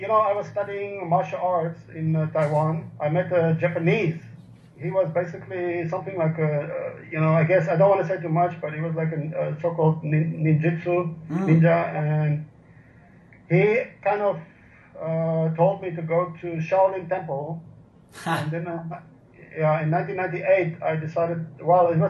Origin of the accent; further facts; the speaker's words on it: Orange Free State, South Africa; also born or lived in China / Philippines; now in Tagbina, Philippines; I was born in the Orange Free State